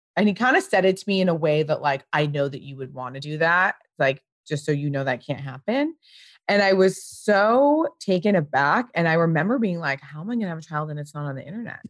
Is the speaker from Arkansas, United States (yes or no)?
no; Pasadena, California, United States; I grew up in Pasadena.